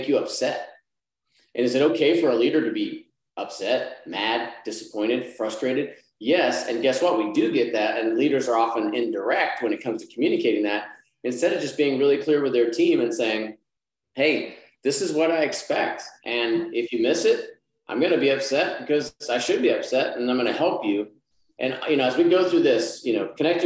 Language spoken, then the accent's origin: English; Texas, United States; now in Arkansas, United States; I'm from Texas, I live in Arkansas